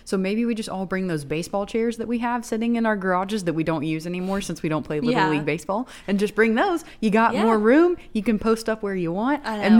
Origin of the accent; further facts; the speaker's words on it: the South, United States; growing up in the South